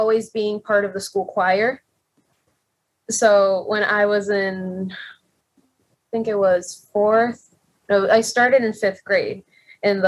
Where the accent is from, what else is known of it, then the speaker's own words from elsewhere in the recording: Puerto Rico; moved away; I'm a singer from Puerto Rico